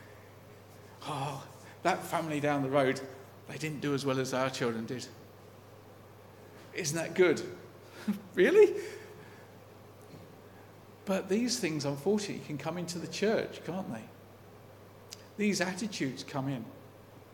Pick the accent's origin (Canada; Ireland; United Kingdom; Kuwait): United Kingdom; as a British person